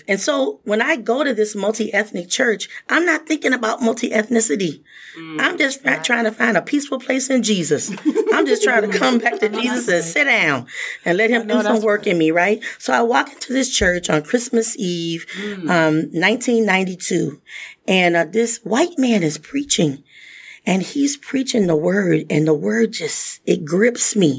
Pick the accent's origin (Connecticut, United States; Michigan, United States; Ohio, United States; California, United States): Michigan, United States; Muskegon Heights; I grew up in Muskegon Heights, Michigan, small African-American community.